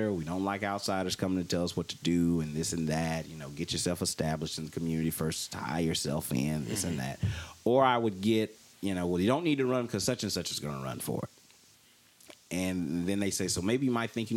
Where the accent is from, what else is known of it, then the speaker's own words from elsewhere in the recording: Mississippi, United States; moved away; Me and my cousins, like I said, growing up in Mississippi